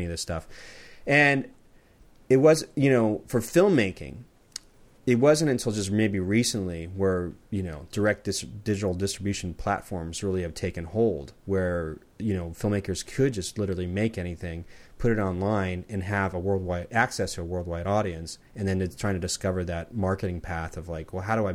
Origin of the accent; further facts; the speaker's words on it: Southern California, United States; now in Portland, United States; I grew up in Southern California like all my life